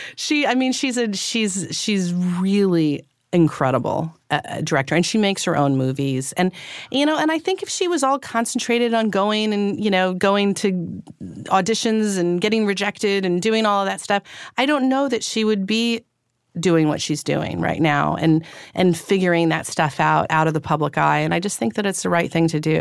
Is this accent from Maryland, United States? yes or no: no; Northern California, United States; also born or lived in Los Angeles / Paris; now in New York, United States; I was born in Northern California